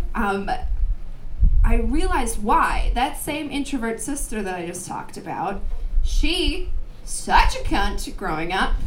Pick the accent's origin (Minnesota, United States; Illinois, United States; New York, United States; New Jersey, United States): Minnesota, United States; Minneapolis; now in Portland, United States; I'm from Minneapolis